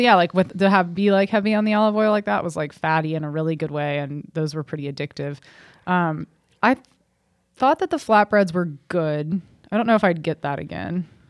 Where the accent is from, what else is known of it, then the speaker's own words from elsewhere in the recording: Cincinnati, Ohio, United States; that was a good place growing up in Cincinnati